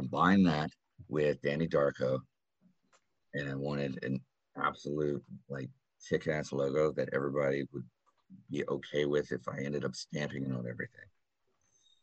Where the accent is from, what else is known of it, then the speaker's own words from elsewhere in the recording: Texas, United States; We are from Texas.